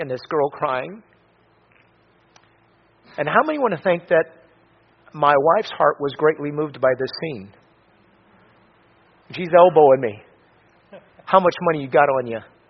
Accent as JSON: {"language": "English", "region": "Florida", "country": "United States", "said": "I'm from Florida"}